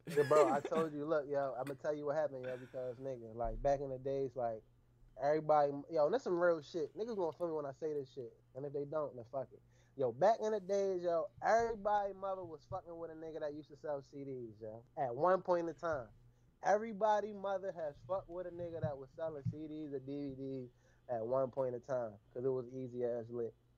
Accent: Warren County, North Carolina, United States; moved away; also born or lived in Baltimore, Maryland; you can't tell me I'm not from Warren County

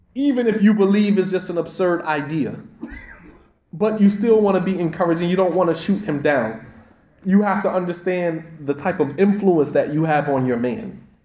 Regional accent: United States; us as African American Muslims, our experience is so totally different

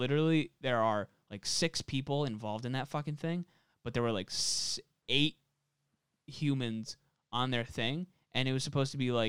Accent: Rockland County, New York, United States; Rockland, my hometown.

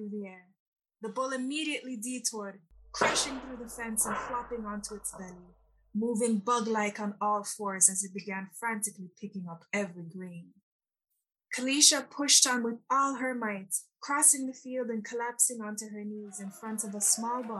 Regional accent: Toronto, Ontario, Canada; also born or lived in Kingston, Jamaica; I was born in Kingston, Jamaica, and I came to Canada as a child with my family, and I grew up in Toronto

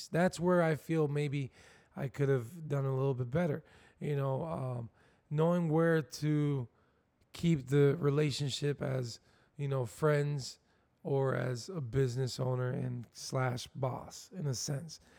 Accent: Camden, New Jersey, United States; born there; I come from a, I was born in Camden, New Jersey, so it was

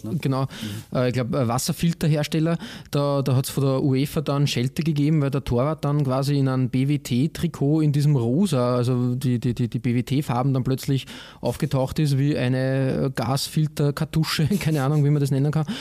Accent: Vienna, Austria; als Wiener

